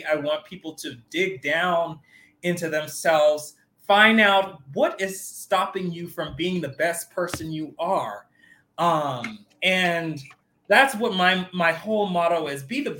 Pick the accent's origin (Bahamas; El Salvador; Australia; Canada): Bahamas; born there; I was born in the Bahamas, and I didn't have a really good childhood growing up because my parents were separated